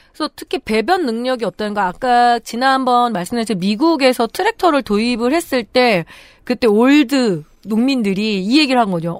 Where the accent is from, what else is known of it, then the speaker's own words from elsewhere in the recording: Chungju, North Chungcheong, South Korea; 충주 출신이다 보니까